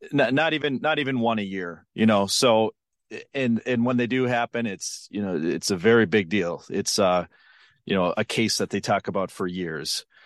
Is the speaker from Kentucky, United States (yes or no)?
no; Western Minnesota, United States; I grew up in Western Minnesota in the nineties.